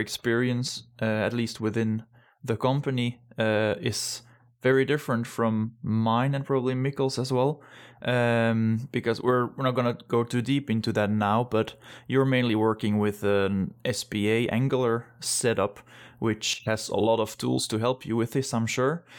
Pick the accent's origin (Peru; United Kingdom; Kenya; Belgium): Belgium; moved away as an adult; now in Denmark; I'm originally from Belgium, but been living in Denmark since, uh, two thousand twelve